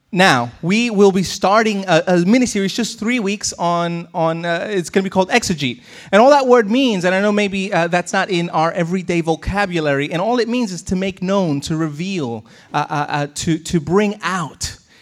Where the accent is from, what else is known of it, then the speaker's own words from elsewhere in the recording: United States; growing up in America